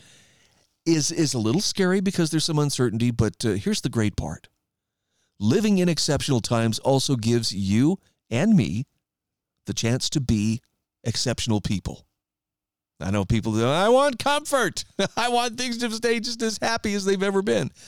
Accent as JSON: {"language": "English", "region": "Idaho", "country": "United States", "tie": "born or raised there", "said": "my home state of Idaho"}